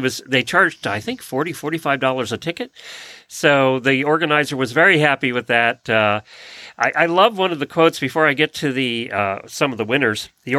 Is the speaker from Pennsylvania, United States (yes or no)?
no; Ocala, Florida, United States; from Ocala, Florida.